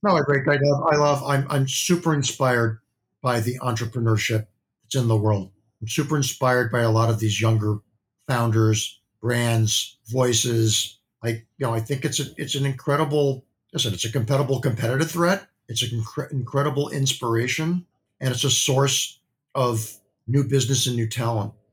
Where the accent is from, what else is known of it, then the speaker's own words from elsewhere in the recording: Midwest, United States; I grew up in the Midwest.